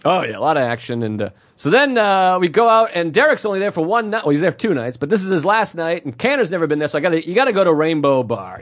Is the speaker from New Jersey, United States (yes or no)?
no; Massachusetts, United States; we talked about being from Massachusetts